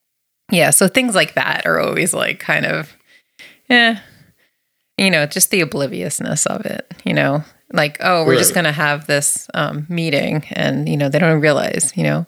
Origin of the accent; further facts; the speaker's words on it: New Jersey, United States; also born or lived in Massachusetts; now in Pioneer Valley, Massachusetts, United States; I grew up in New Jersey and in a predominantly Jewish Italian type of environment